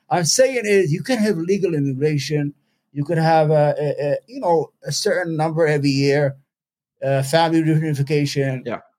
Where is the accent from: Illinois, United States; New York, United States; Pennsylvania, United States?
New York, United States; New York City; But I'm a New Yorker. I'm a piece of shit New Yorker.